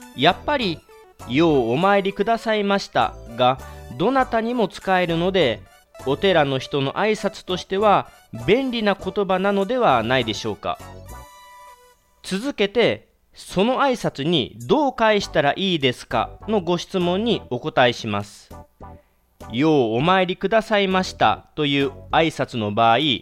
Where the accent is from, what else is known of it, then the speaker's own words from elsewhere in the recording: Kagawa, Japan; 地元香川